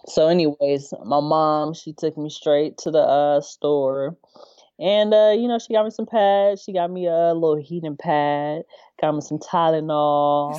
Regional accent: Inland Empire, Southern California, United States; born or raised there

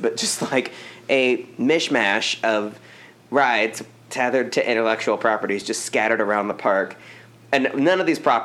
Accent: United States; first language English; as an American

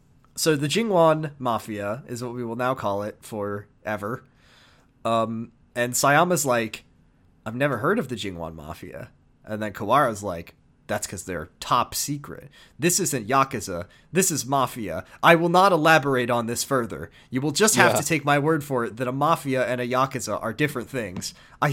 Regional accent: United States; as an American

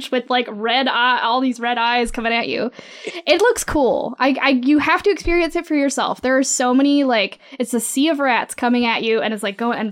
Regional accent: Montreal, Quebec, Canada; I'm from Montreal, so like my second language is French.

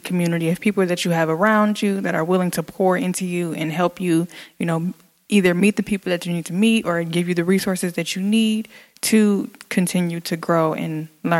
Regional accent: Detroit, Michigan, United States; this is my home.

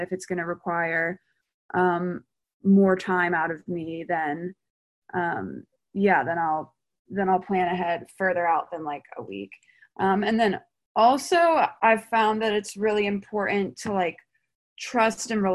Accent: Mount Pleasant, South Carolina, United States; I'm from Mount Pleasant, South Carolina, which is like right outside of Charleston, so I'm not far from home

